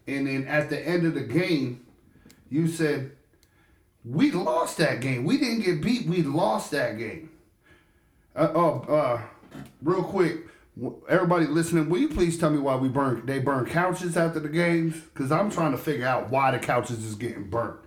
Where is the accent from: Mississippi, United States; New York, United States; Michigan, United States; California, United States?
New York, United States; we're from New York